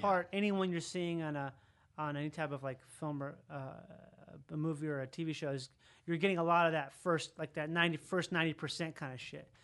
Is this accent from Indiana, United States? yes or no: no; Rochester, Minnesota, United States; I grew up in Minnesota where there's all these doctors and stuff in Rochester, Minnesota